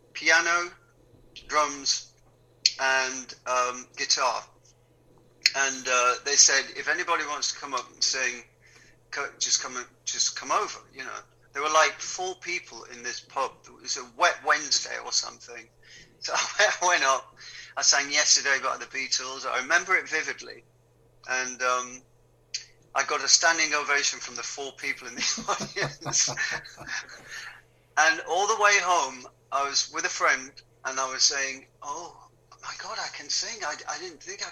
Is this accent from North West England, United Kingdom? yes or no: yes; Wigan, North West England, United Kingdom; moved away; also born or lived in London; Growing up in Wigan, we never went to the theatre